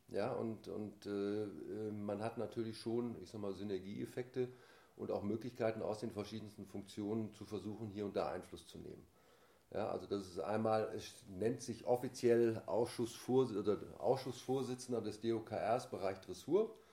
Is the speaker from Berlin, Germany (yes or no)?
no; Essen, North Rhine-Westphalia, Germany; Ich komme gebürtig aus Essen, äh, aus dem Ruhrgebiet und äh, habe da auch so meine erste reiterliche Laufbahn sozusagen beginnen dürfen, vom Familienhaus geprägt.